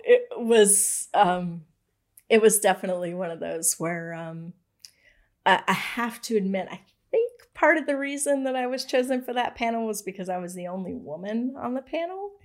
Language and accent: English; Raleigh, North Carolina, United States; also born or lived in Winston-Salem, North Carolina / Indiana; I've lived here since I was really young. Um, we moved here when I was in third grade.